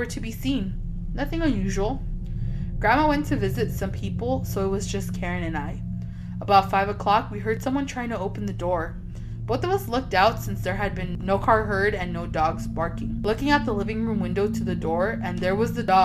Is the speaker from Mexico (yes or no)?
yes; Mexico; we're from Mexico